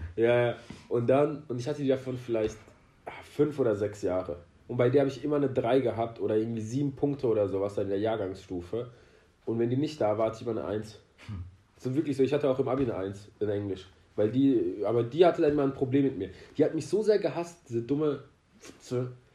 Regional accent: Iran; now in Germany; als Iraner

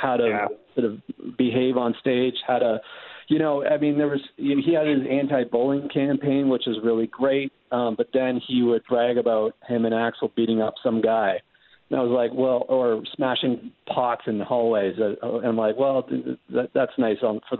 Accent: Canada; I'm from Canada

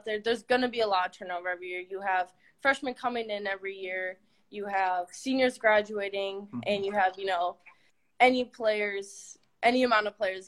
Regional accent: Minnesota, United States; I want to go to Minnesota. Like, I want to be home. I want to be with family

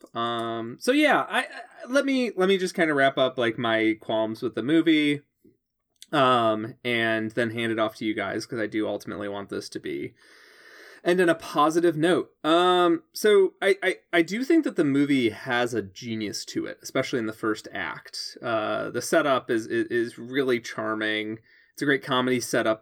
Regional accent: Chicago suburbs, Illinois, United States; I grew up in the Chicago suburbs. I moved to Chicago.

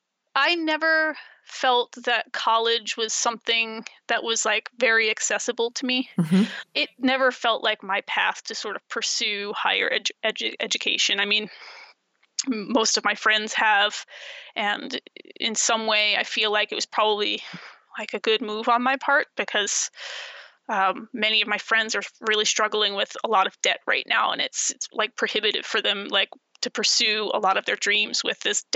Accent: Baltimore, Maryland, United States; also born or lived in rural Virginia outside Lynchburg / New Jersey / New York City; now in Schoharie County, United States; as I grew up in Baltimore

